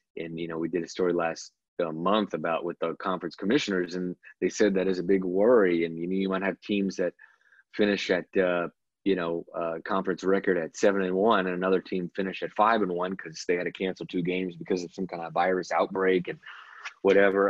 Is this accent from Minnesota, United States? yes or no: no; Mississippi coast, United States; moved away; I'm from the Mississippi coast originally